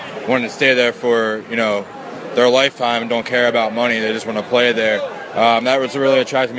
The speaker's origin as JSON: {"language": "English", "town": "Philadelphia", "region": "Pennsylvania", "country": "United States", "tie": "born or raised there", "said": "growing up in Philadelphia"}